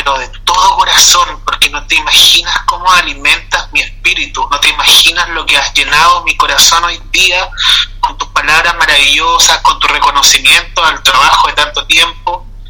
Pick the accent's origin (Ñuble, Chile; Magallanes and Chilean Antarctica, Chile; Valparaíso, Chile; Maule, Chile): Ñuble, Chile; Chillán Viejo; mi ciudad finalmente me terminó de reconocer este trabajo y, y fui nombrado jefe de cultura de la municipalidad de Chillán Viejo